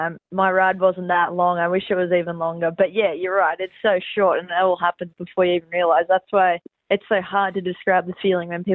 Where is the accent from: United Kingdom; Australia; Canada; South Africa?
Australia; Central Coast, New South Wales